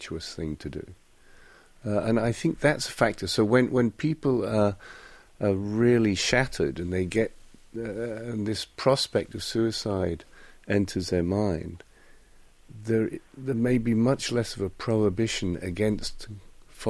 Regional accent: United Kingdom; now in South Korea; I'm British

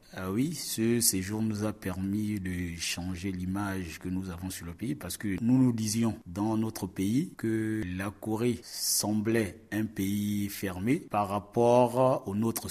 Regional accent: Gabon; je viens de la République euh, gabonaise

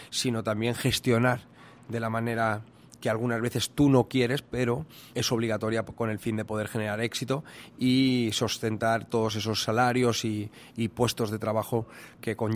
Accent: Toledo, Castilla-La Mancha, Spain; moved away as an adult; now in South Korea; mi pueblo, Toledo

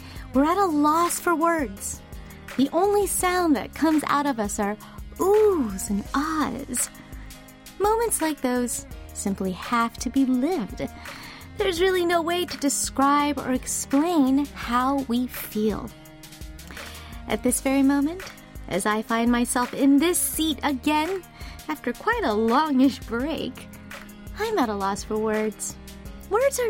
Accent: Los Angeles, California, United States; now in South Korea; Went back home to my hometown of Los Angeles after, gosh, 3, almost 4 years

